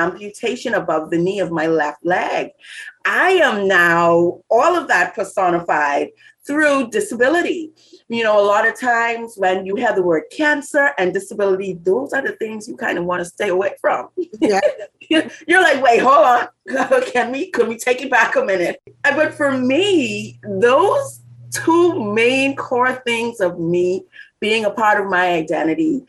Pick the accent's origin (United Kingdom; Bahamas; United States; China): Bahamas; growing up in the Bahamas